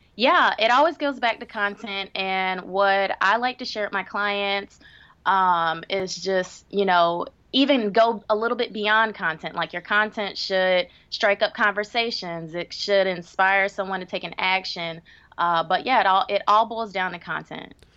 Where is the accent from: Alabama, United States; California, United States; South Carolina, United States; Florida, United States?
South Carolina, United States; Greenville; moved away as an adult; also born or lived in Washington, D.C.; my hometown of Greenville, South Carolina